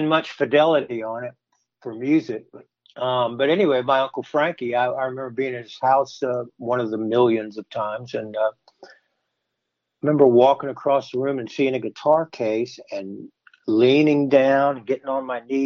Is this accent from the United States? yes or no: yes; Winter Park, Florida, United States; I grew up in Winter Park and on Chestnut Avenue and red brick streets and real quiet.